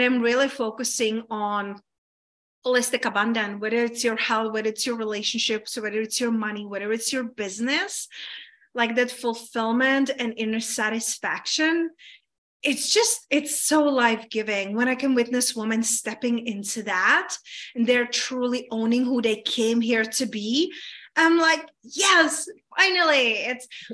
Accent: Czechia; moved away; I grew up in Czech Republic

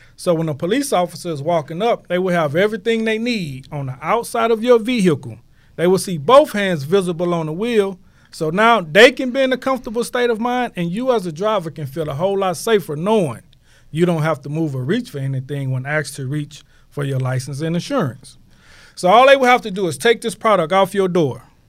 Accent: Houston, Texas, United States; I'm from Houston, man. Herm Clark, man. Born and raised

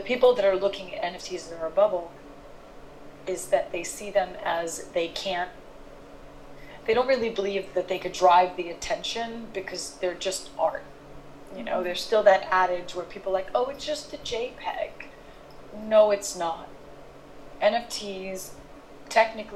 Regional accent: New York City, New York, United States; also born or lived in London; I am from New York City

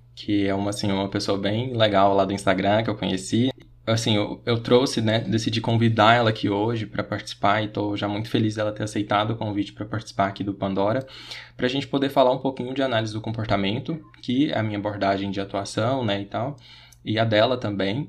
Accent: Goiás, Brazil; Eu sou daqui de Goiás

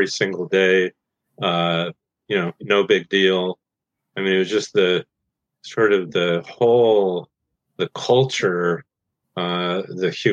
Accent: Goshen, Indiana, United States; my hometown Goshen, Indiana, in northern Indiana

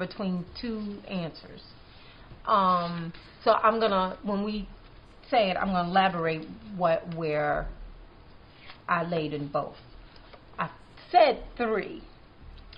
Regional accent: Maryland, United States; I'm from Maryland

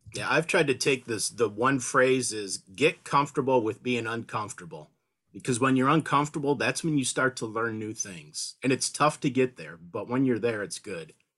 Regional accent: Detroit, Michigan, United States; moved away as an adult; now in Benton Harbor, United States; I grew up in the Detroit metropolitan area

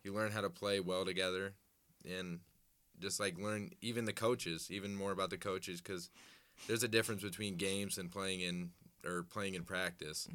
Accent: Des Moines, Iowa, United States; I'm from Des Moines, Altoona area

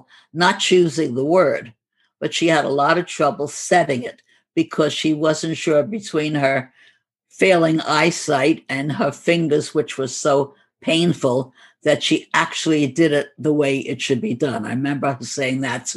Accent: New York City, New York, United States; accent: New York; And we were from Brooklyn, and we sometimes would imitate the Brooklyn accent, although I don't think we deeply, heavily were stamped by it.

